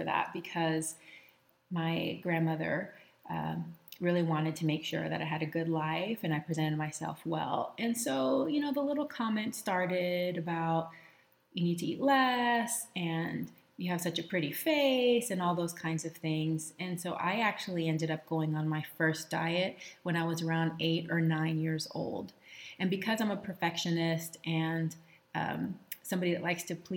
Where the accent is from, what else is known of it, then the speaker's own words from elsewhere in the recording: Texas, United States; I was raised in Texas with my mom and my first stepdad